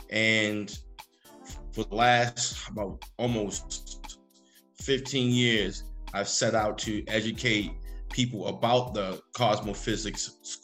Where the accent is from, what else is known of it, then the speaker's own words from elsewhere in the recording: Baltimore, Maryland, United States; Baltimore, Maryland